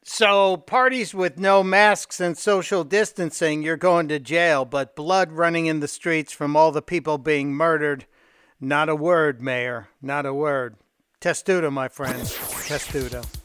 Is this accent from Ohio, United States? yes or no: no; Chicago, Illinois, United States; moved away; my old hometown of Chicago